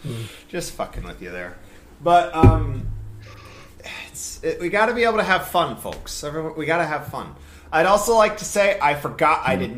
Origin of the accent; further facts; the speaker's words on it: United States; I was raised in America with Santa Claus.